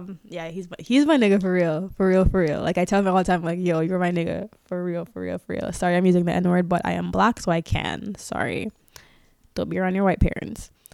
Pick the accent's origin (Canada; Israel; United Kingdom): Canada; we're not American